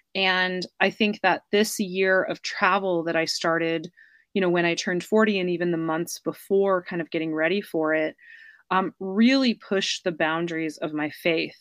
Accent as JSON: {"language": "English", "country": "United States", "accent": "American", "moved": "yes", "said": "my American accent"}